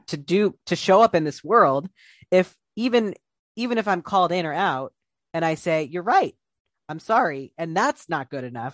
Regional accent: Ohio, United States; I'm from Ohio

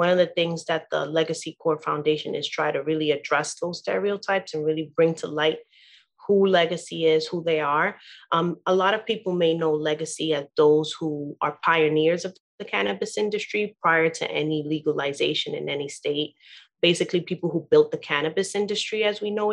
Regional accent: New York City, New York, United States; also born or lived in Queens / Harlem; I've been born and raised in Brooklyn, New York

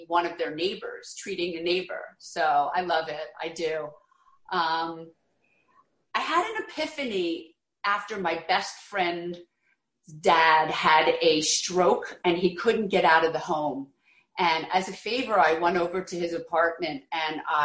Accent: Philadelphia, Pennsylvania, United States; moved away as an adult; also born or lived in New York City; now in the Hamptons, United States; I grew up in Philadelphia

